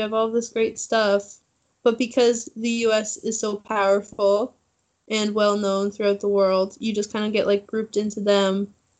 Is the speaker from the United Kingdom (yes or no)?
no; Ontario, Canada; moved away as an adult; now in China; no, I'm Canadian.